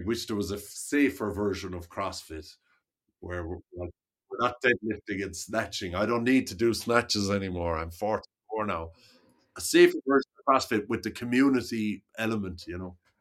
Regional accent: Limerick, Munster, Ireland; I grew up in Limerick

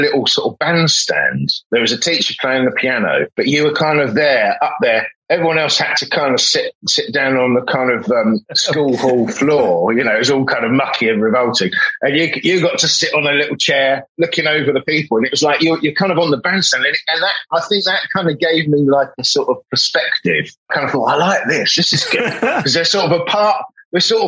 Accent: High Wycombe, South East England, United Kingdom; I come from High Wycombe in Bucks

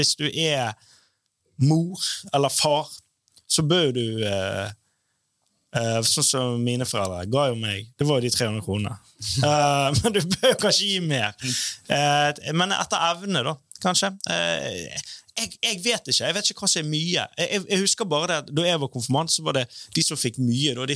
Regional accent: Bergen, Vestland, Norway; jeg er jo fra Loddefjord

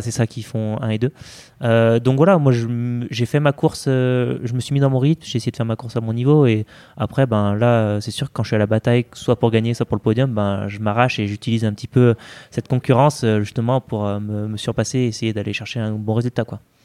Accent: Saint-Étienne, Auvergne-Rhône-Alpes, France; je me souviens du Trail du Bessa qui est vers chez moi à Saint-Etienne

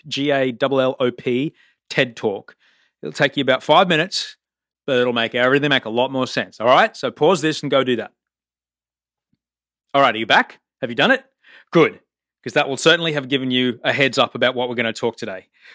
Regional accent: Australia; I'm Australian. I live between Venice Beach and Bondi Beach

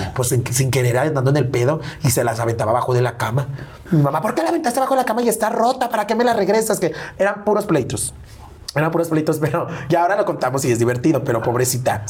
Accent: León, Guanajuato, Mexico

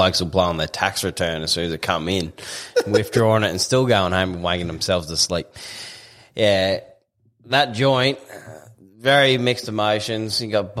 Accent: Queensland, Australia; As a Queenslander

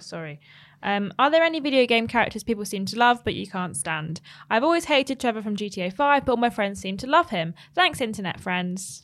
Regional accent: United Kingdom; as a British person

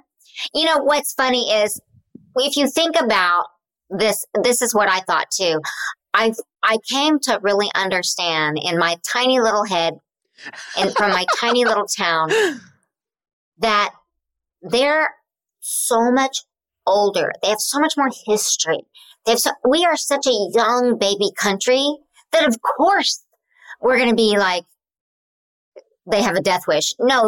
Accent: Oklahoma, United States; you know I'm from Oklahoma.

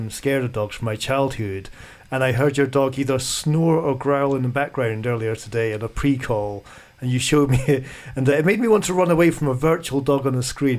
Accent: Scotland, United Kingdom; Je suis écossais.

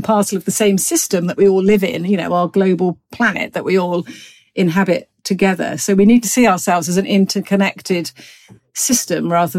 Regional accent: Gloucestershire, South West England, United Kingdom; No, I'm a country girl. I grew up in rural Gloucestershire and spent a lot of my childhood out and about riding horses, walking dogs, enjoying the Cotswold Hills.

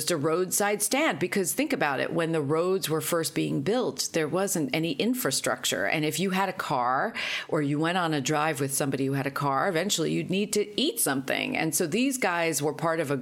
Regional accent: New York, United States; I grew up in New York in the 70s

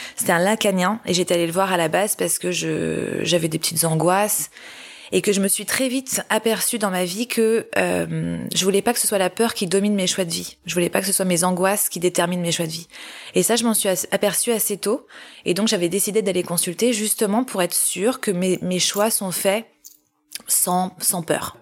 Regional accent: Paris, Île-de-France, France; moved away as an adult; je décide de revenir à Paris, j'aime beaucoup Paris et c'est ma ville natale

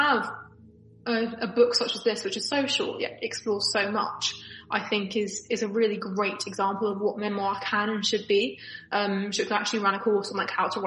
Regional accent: London, United Kingdom; I'm from Northwest London

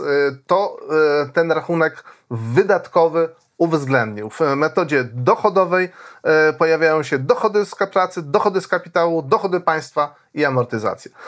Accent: Poland

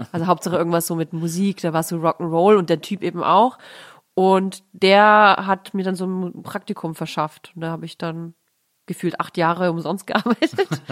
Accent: Nuremberg, Bavaria, Germany; moved away; war meine Kindheit in Nürnberg recht äh, nett also ich finde Nürnberg eine schöne Stadt, um aufzuwachsen.

